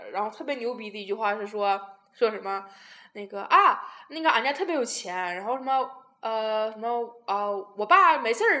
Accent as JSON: {"language": "Chinese", "country": "Taiwan", "said": "Hello，大家好，"}